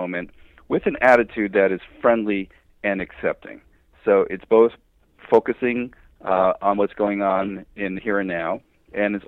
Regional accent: New Jersey, United States; moved away; also born or lived in West Coast; I'm originally from New Jersey

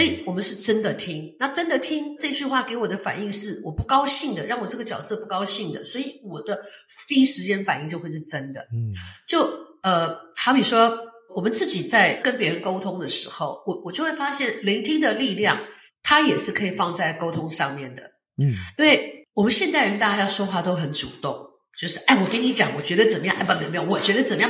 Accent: Taichung, Taiwan; 我出生在台中，那时候父母亲的工作在台中。然后台中那个时候，他们父母亲两个认识的这个地方叫做文化工作大队，它是隶属这个中国国民党省党部的一个

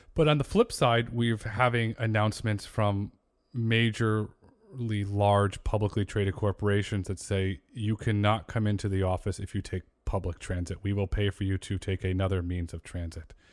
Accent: Connecticut, United States; I grew up in Connecticut

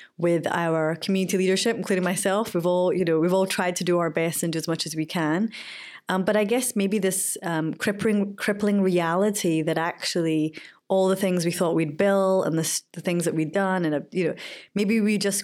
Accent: Glasgow, Scotland, United Kingdom; Born and raised in Glasgow

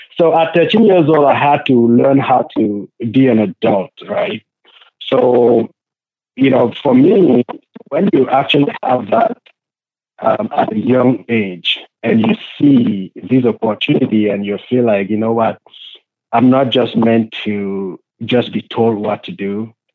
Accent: Cameroon; I was born in Cameroon, Africa.

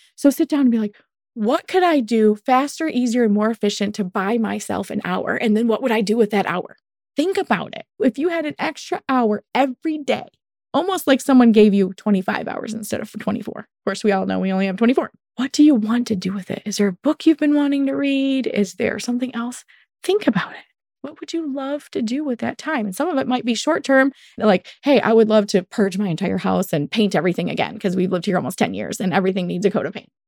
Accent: United States; Welcome to being American.

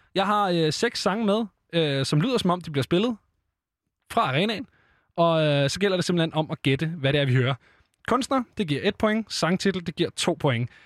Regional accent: Copenhagen, Capital Region of Denmark, Denmark; Jeg er selv fra Nordvestkvarteret her i København

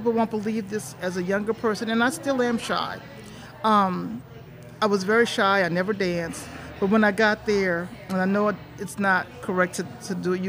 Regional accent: United States; because I'm from America.

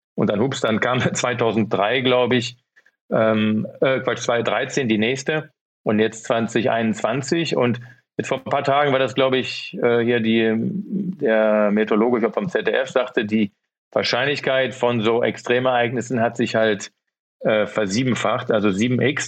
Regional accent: Rhineland, Germany; accent: rheinischer Slang (Rhineland); moved away; Ich komme ja auch aus dem Rheinland

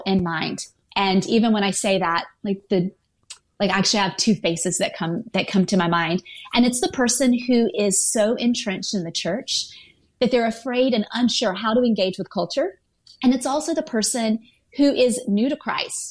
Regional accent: the South, United States; now in San Francisco, United States; my roots are in the South. So I grew up in the Bible Belt

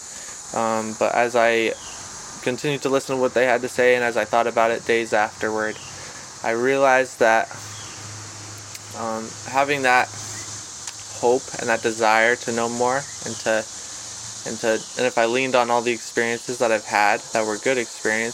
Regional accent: Arizona, United States; now in North Carolina, United States; In North Carolina, I'm from Arizona originally.

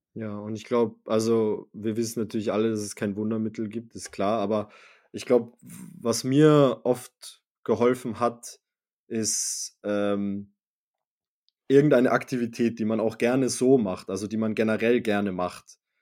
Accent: Salzburg, Austria; wir, wir, wir sind in Salzburg aufgewachsen

